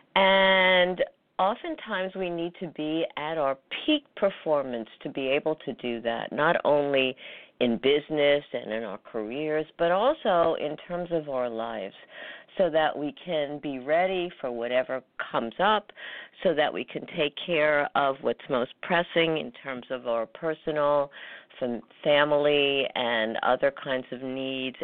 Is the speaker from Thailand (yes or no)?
no; New York, United States; New York, my hometown